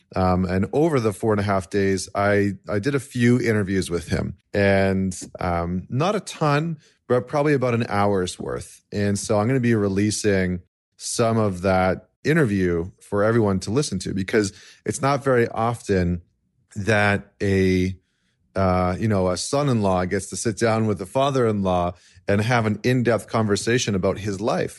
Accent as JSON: {"language": "English", "country": "Canada", "said": "as a Canadian"}